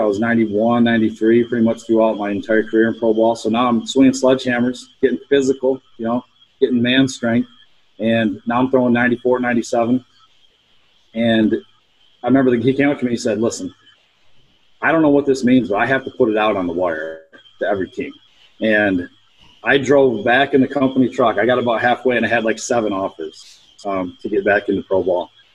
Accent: Pennsylvania, United States; my home state in Altoona

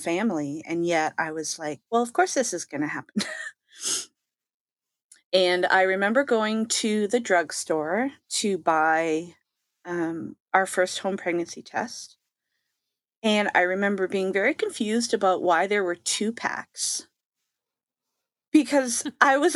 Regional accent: Canada; I am Canadian.

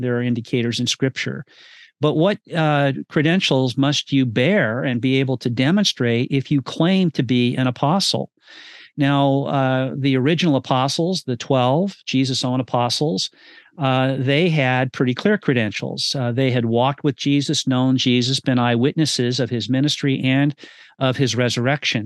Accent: California, United States; Redding, California, my home state

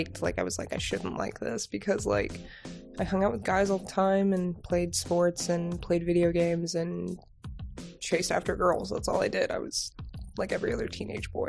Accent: Avon, Indiana, United States; now in Bloomington, United States; I'm actually from Avon, Indiana

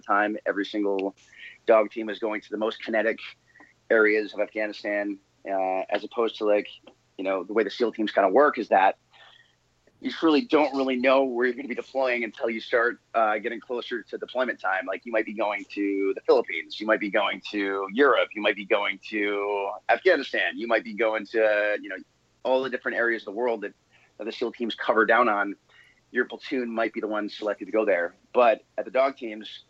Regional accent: New England, United States; moved away; I grew up in New England, hence being a New England Patriots fan

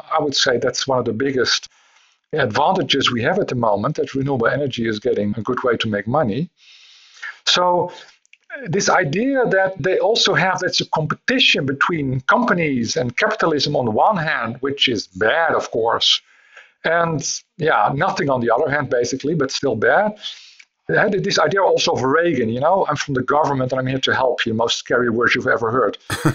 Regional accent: Netherlands; I'm from the Netherlands

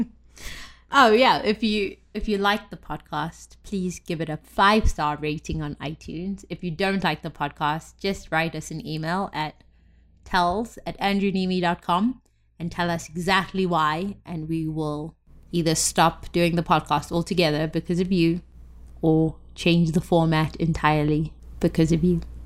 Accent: South Africa; now in United States; when I lived in South Africa

